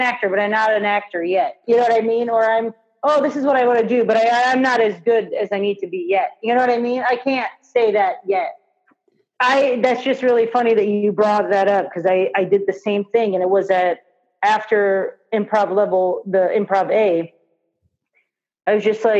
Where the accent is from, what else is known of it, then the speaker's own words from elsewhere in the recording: Kansas, United States; moved away as an adult; now in California, United States; I'm from Kansas.